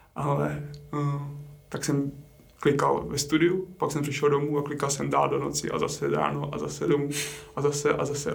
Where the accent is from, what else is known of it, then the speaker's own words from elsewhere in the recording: Strakonice, South Bohemian Region, Czechia; u nás na Šumavě, odkud pocházím, já jsem ze Strakonic